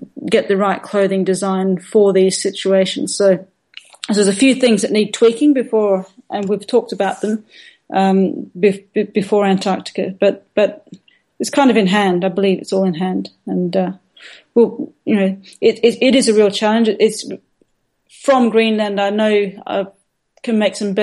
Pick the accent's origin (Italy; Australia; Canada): Australia; Perth, Western Australia; moved away; my home where I grew up in Perth at the University of Western Australia